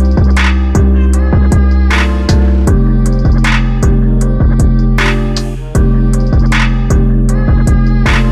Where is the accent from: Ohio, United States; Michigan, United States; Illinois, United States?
Illinois, United States; now in Atlanta, United States; I'm from the Midwest, originally from Illinois. Shout out to Paris, Illinois